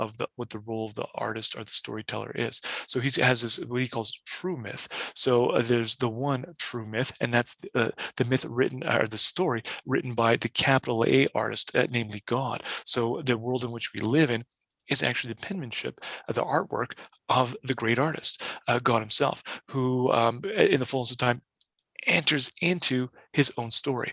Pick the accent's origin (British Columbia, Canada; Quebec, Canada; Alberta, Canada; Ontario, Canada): Alberta, Canada; Edmonton; I'm just from the Edmonton area